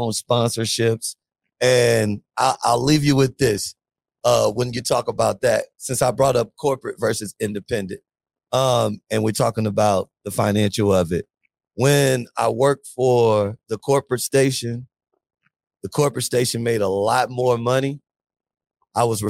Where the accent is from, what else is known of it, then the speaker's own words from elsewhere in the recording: Biloxi, Mississippi, United States; also born or lived in Atlanta, Georgia; now in New Orleans, United States; I'm from New Orleans, I live in New Orleans, Louisiana. But I'm actually from Biloxi, Mississippi